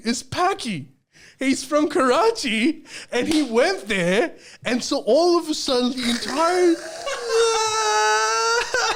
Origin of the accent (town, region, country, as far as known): Australia